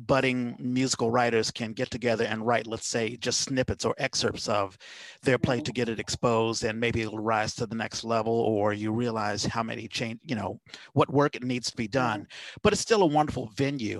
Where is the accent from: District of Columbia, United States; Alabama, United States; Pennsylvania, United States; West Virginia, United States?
District of Columbia, United States; Washington; moved away as an adult; now in San Francisco Bay Area, United States; I came to the Bay Area because I'm originally from Washington D.C.